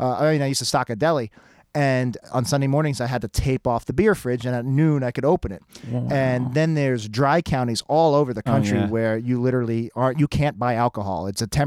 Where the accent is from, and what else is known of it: United States